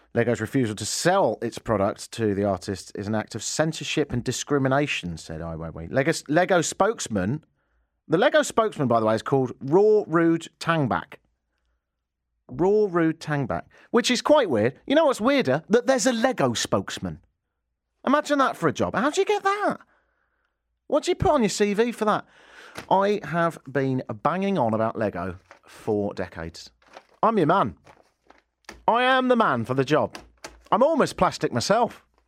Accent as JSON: {"language": "English", "region": "England", "country": "United Kingdom", "moved": "yes", "lives_now": "Canada", "said": "I'm English"}